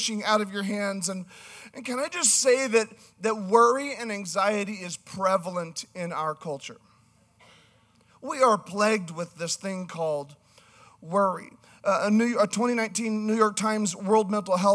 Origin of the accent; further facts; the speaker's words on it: Canada; I'm from Canada, so Generation